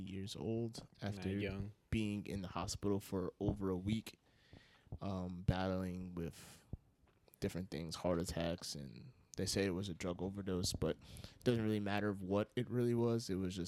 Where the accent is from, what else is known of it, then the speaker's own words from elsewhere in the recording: Yonkers, New York, United States; I'm from Yonkers. So is Danny. Mm-hmm. And we've lived here pretty much our whole lives